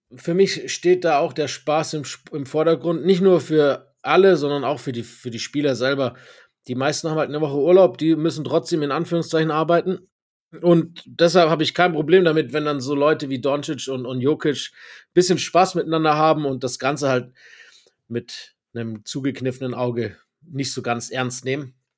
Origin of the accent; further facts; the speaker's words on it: Germany; Ich bin Deutscher